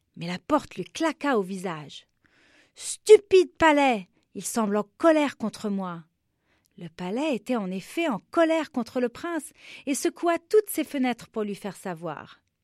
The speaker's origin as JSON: {"language": "French", "town": "Beirut", "region": "Beirut Governorate", "country": "Lebanon", "tie": "born or raised there", "said": "je suis libanaise, je suis née à Beyrouth, au Liban, et j'avais 7 ans seulement quand la guerre a commencé dans mon pays"}